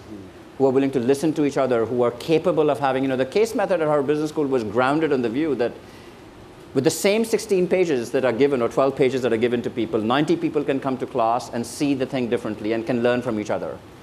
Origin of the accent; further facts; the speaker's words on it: India; now in United States; I grew up in India, and it's a poor country.